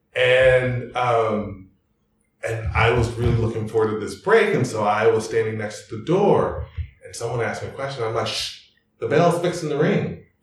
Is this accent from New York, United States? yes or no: no; Arlington, Texas, United States; accent: Texas; moved away as an adult; now in Germany; I grew up in Arlington, Texas